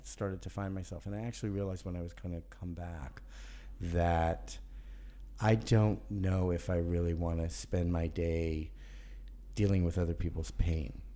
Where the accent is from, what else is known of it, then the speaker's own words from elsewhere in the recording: New York City, New York, United States; also born or lived in Birmingham, Alabama / Charlotte, North Carolina; finally came to Brooklyn when I was five, and I arrived with a Southern accent